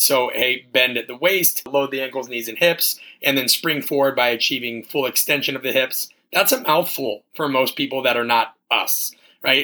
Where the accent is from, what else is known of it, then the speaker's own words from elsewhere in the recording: Omaha, Nebraska, United States; moved away as an adult; also born or lived in Kansas; growing up in Omaha, Nebraska